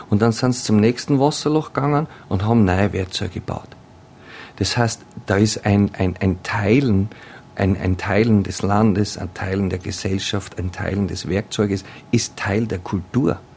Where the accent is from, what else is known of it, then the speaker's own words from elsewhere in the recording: Australia; ich bin, ich bin Australierin ähm, und ich werde wählen können